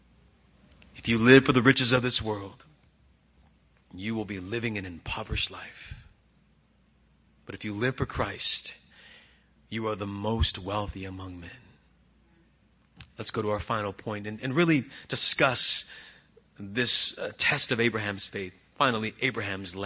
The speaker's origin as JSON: {"language": "English", "town": "Bakersfield", "region": "California", "country": "United States", "said": "I'm from Fairfax. I always say I'm Fairfax, California. I'm Bakersfield, California. But my neighborhood is Fairfax"}